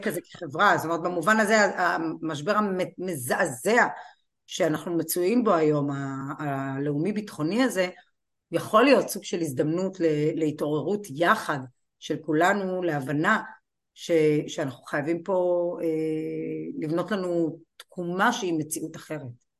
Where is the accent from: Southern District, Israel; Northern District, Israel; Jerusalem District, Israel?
Southern District, Israel; Kiryat Malakhi; ואני נולדתי וגדלתי בקריית מלאכי